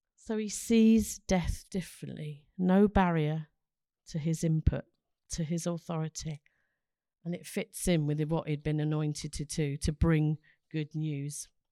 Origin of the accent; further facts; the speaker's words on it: London, United Kingdom; now in Ross-on-Wye, United Kingdom; I come from London